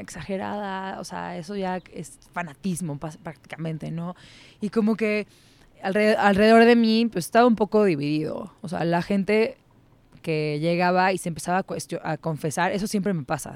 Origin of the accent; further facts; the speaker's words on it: Mexico City, Mexico; soy chilanga, soy de la Ciudad de México. Eh, nací aquí, crecí aquí, toda mi vida he vivido aquí